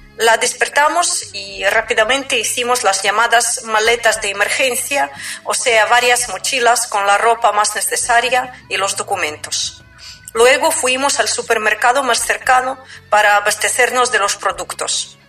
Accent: Ukraine; Spanish is a second language; Soy ucraniana.

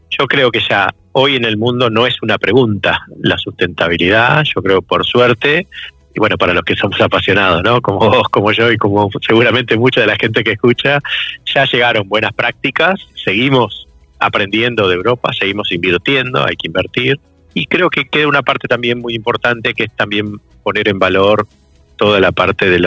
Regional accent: Tafí Viejo, Tucumán, Argentina; Vengo de Tafí Viejo en Tucumán

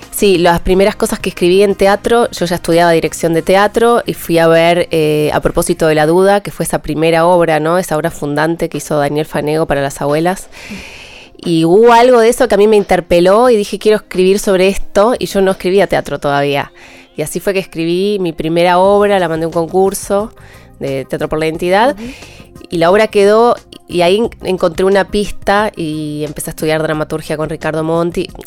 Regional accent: Río Turbio, Santa Cruz, Argentina; moved away; Soy de Río Turbio, provincia de Santa Cruz, muy lejos.

